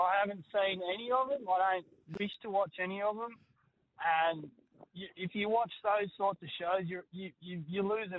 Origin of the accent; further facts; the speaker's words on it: Byron Bay, New South Wales, Australia; moved away as an adult; now in Ballina, Australia; Yeah, I grew up in Byron, but I had to move south because I couldn't afford to live in Byron, mate.